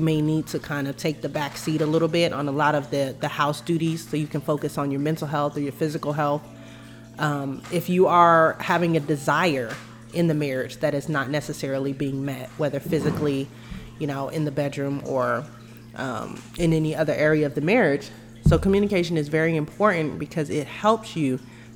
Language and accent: English; Denver, Colorado, United States; I was raised in Denver, Colorado